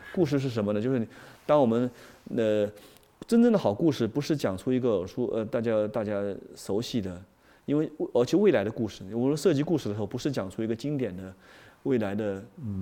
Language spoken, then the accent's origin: Chinese; China; 我们是中国人